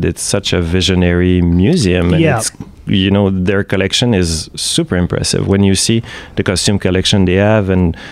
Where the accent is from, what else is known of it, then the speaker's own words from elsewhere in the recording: Quebec City, Quebec, Canada; now in Montreal, Canada; I'm from Quebec City, but I live in Montreal technically